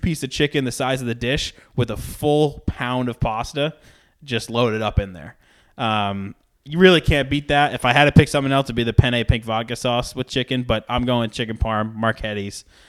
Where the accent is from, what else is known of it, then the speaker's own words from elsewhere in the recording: Rhode Island, United States; In Rhode Island, where I'm from.